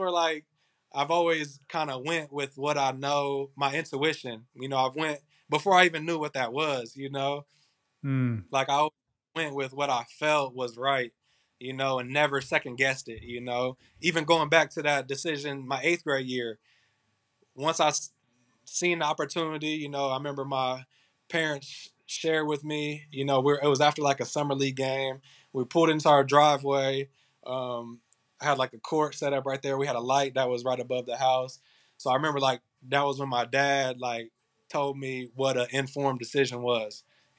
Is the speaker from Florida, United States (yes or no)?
no; Indiana, United States; they're already offering me a school full ride scholarship in my home state, you know, about an hour and a half north of Kokomo.